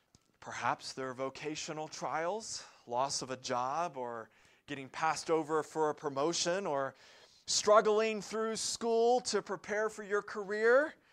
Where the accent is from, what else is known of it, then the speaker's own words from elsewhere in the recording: the South, United States; Or my favorite, growing up in the South, when life gives you lemons, make lemonade.